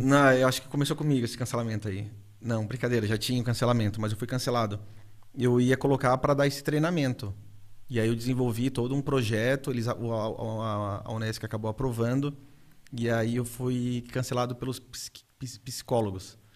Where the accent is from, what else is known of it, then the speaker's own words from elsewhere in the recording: Urussanga, Santa Catarina, Brazil; eu carrego o nome, cara, de Uruçanga para tudo, para todos os ventos